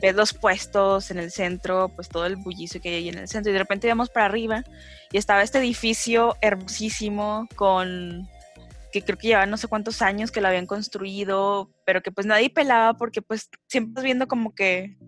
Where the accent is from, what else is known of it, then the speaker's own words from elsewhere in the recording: Gómez Palacio, Durango, Mexico; also born or lived in Torreón; yo soy de Gómez. Eh, y he vivido toda mi vida en Gómez